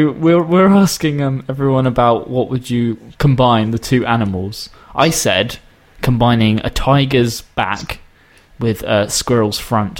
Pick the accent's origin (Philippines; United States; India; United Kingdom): United Kingdom; accent: British; My accent? Yeah, do you like the British accent?